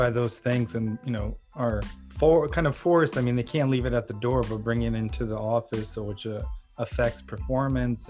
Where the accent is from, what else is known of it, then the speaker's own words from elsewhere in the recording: Ukraine; moved away; I'm originally from Ukraine